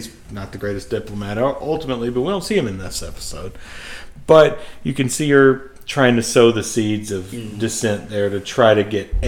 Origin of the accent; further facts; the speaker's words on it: United States; we're not British. We're so, American